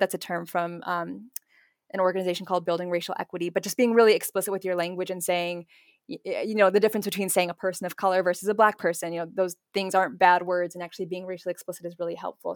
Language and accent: English; Naperville, Illinois, United States; I grew up in Naperville